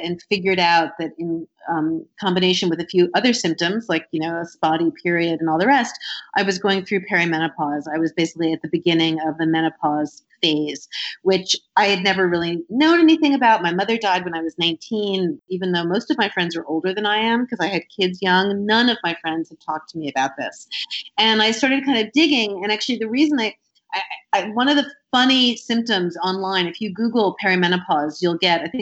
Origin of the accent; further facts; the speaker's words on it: New York, United States; I'm 50 and I grew up in New York